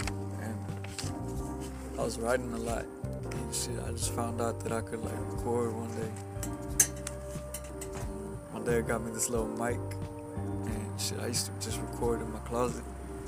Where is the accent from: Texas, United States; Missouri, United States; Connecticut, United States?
Texas, United States; Beasley; But I'm from the country. I'm yeah, you. Beasley, Texas.